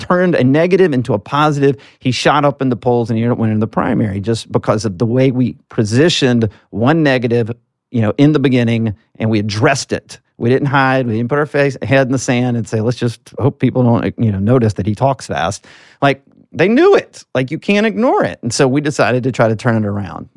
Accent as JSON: {"language": "English", "region": "Alabama", "country": "United States", "said": "as a southerner, I'm from Alabama"}